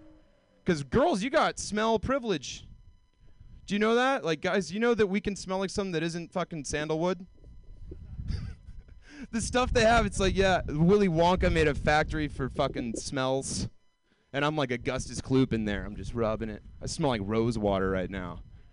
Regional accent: Georgia, United States; Like, I moved here from Georgia, deep south. It never happened to me.

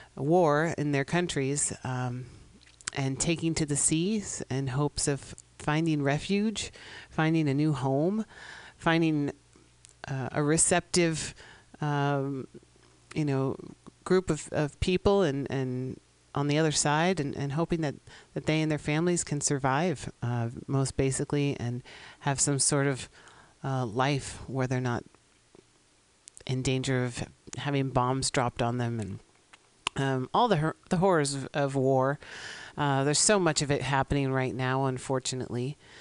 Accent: San Francisco, California, United States; my hometown of San Francisco

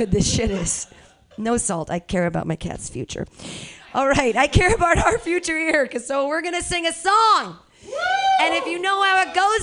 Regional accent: United States; I'm an American

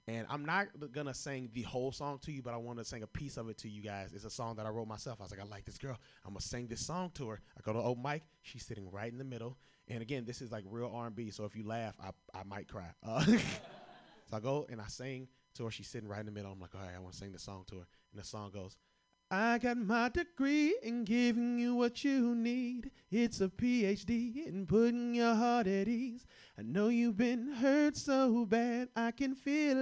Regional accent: Kentucky, United States; I'm from Kentucky

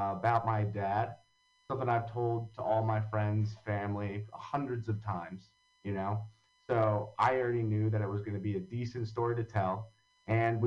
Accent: Long Valley, New Jersey, United States; also born or lived in Hoboken, New Jersey; I grew up in Long Valley, New Jersey

